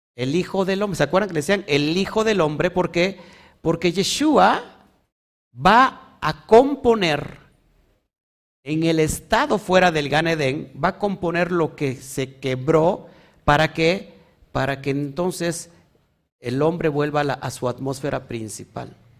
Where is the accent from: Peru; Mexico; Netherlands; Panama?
Mexico